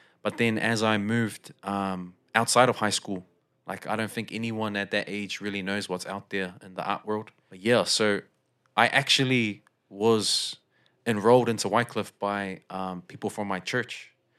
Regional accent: South Auckland, Auckland, New Zealand; also born or lived in Fiji; So I wasn't born in South Auckland, but I basically was moved from Fiji to South Auckland.

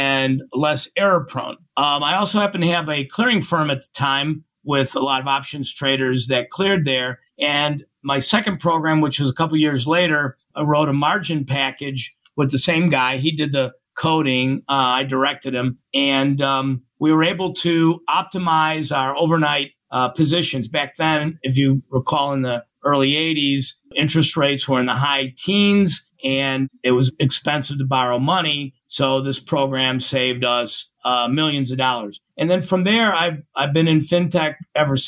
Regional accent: Chicago, Illinois, United States; also born or lived in Indianapolis; I grew up in Chicago

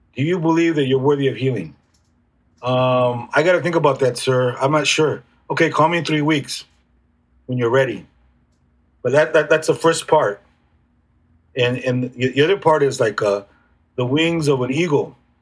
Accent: National City, California, United States; I grew up in National City

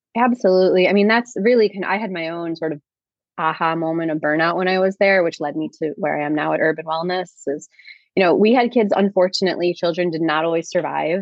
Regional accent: Chicago, Illinois, United States; I grew up in Chicago

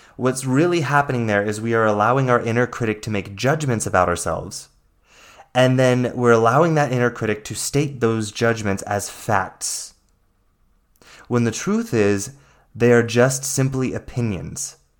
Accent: the Bible Belt, the South, United States; I grew up in the Bible Belt

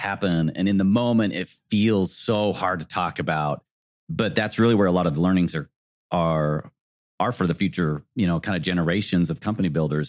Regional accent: South Jordan, Utah, United States; I grew up in South Jordan

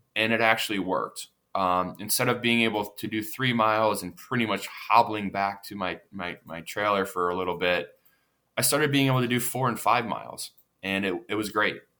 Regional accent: Pittsburgh, Pennsylvania, United States; I'm from the Pittsburgh area

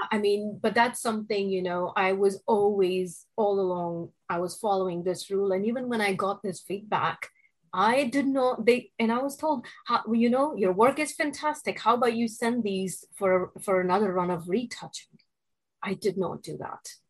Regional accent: India; moved away as an adult; now in New York City, United States; I was born and raised in India

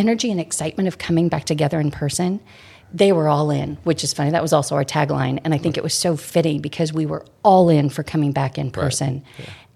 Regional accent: Midwest, United States; moved away as an adult; now in San Francisco Bay Area, United States; coming from the Midwest

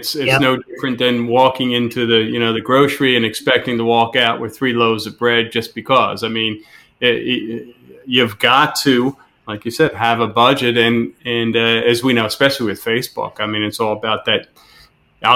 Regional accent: Philadelphia, Pennsylvania, United States; we're both from the Philadelphia area

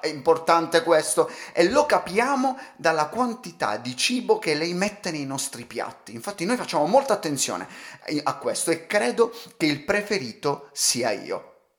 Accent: Calabria, Italy; sono calabrese

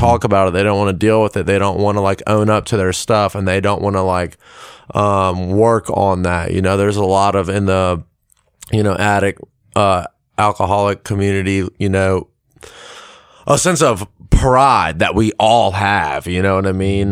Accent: Lexington, South Carolina, United States; also born or lived in Columbia, South Carolina / South Georgia; I'm from Lexington, uh, born in Columbia, went to school in Lexington

